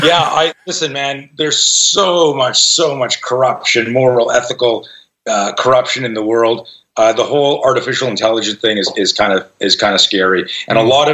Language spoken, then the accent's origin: English; Canada; now in United States; I grew up in Canada and I just became an American citizen this year